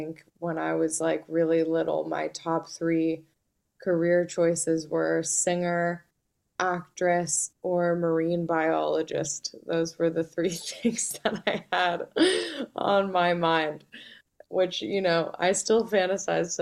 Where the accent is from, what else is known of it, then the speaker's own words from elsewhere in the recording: Malibu, California, United States; also born or lived in Santa Monica; I was born in St. John's Hospital in Santa Monica. And I grew up in Malibu, so just about an hour from where I live now.